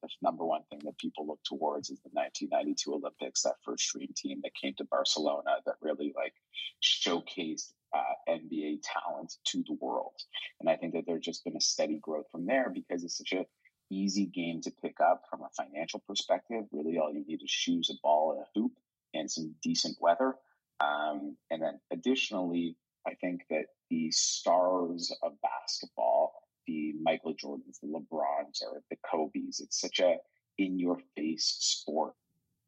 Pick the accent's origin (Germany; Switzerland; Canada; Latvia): Canada; Toronto, Ontario; I'm from Toronto, born and raised in Toronto